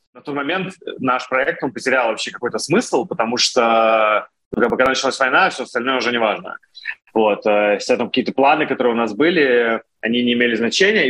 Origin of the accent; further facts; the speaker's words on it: Russia; moved away as an adult; now in Israel; я был один из России